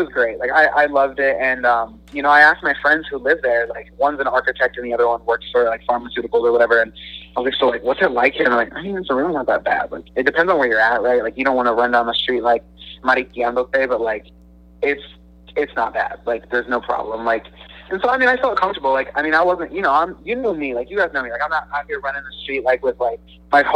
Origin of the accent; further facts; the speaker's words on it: United States; I'm from the United States